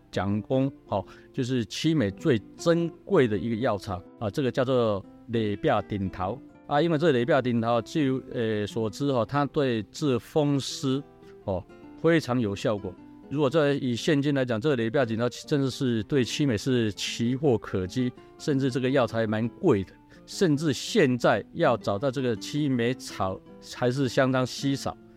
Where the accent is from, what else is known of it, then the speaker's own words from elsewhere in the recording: Qimei, Penghu County, Taiwan; 我是七美香长